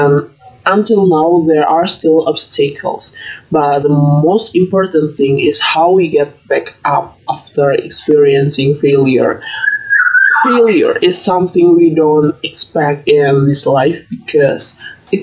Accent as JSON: {"language": "English", "town": "Semarang", "region": "Central Java", "country": "Indonesia", "also_born_or_lived": "Bandung", "moved": "as an adult", "said": "I was originally from Semarang"}